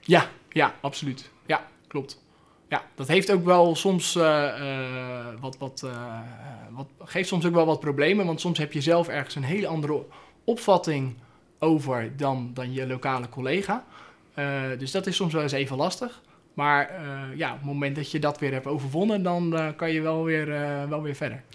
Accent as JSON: {"language": "Dutch", "country": "Netherlands", "said": "heb ik nou als, als Nederlander"}